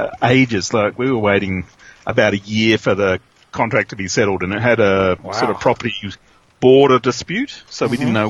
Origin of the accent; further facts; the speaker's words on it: Sydney, New South Wales, Australia; moved away as an adult; I grew up in Sydney, and my wife came from Canberra